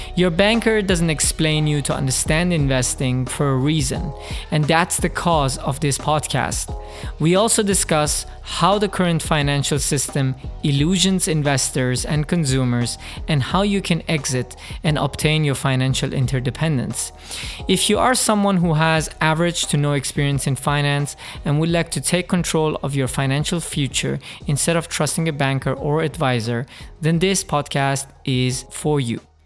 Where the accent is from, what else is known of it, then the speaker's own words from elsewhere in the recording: Germany; moved away as an adult; also born or lived in Middle East / United States / Dubai; I am originally from the Middle East. I, uh, grew up, however, in Germany